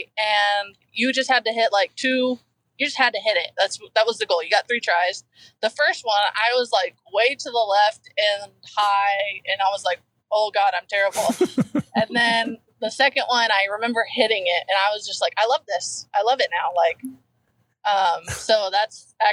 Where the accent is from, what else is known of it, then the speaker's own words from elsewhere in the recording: Arizona, United States; moved away; also born or lived in Oklahoma; growing up in Arizona